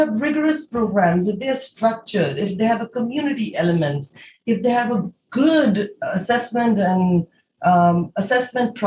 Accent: India; as somebody who was born and brought up in India

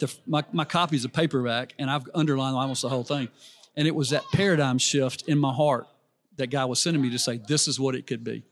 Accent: Birmingham, Alabama, United States; I grew up in Birmingham, Alabama.

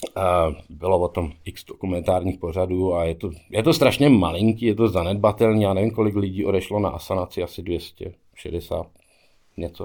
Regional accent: Sušice, Plzeň Region, Czechia; born or raised there; moved away as an adult; also born or lived in Prachatice / Melbourne, Australia / Sydney, Australia / New York, United States

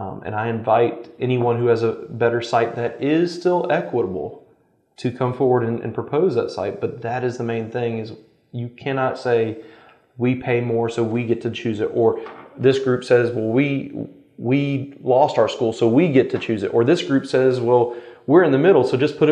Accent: Rapides Parish, Louisiana, United States; now in Natchitoches Parish, United States; I come from Rapides Parish

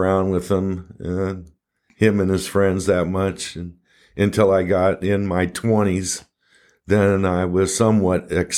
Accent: Pasadena, California, United States; And I'm from Pasadena.

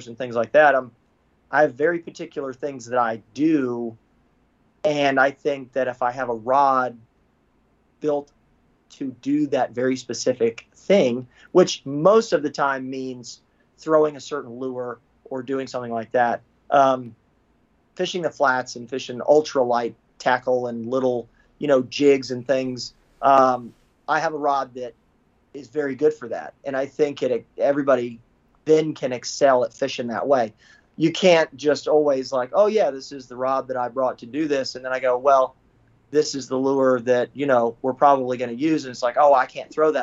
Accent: Florida, United States; growing up in Florida

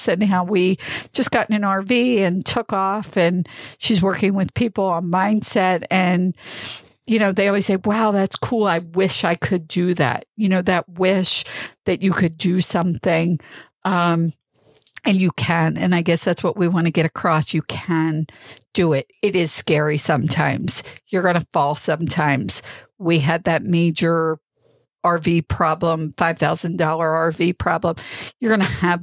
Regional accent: East Coast, United States; moved away; I grew up on the East Coast.

